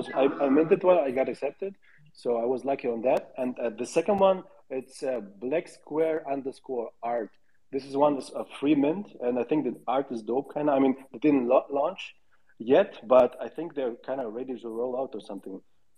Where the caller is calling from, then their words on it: Lisbon, Portugal; I'm tuning in from Lisbon, Portugal.